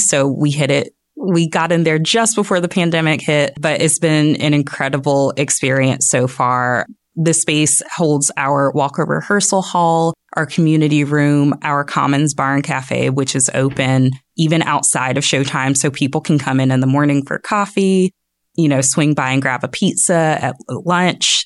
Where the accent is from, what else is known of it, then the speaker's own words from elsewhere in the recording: Jacksonville, Florida, United States; moved away as an adult; also born or lived in Orlando, Florida; now in Northwest Arkansas, United States; I am from Jacksonville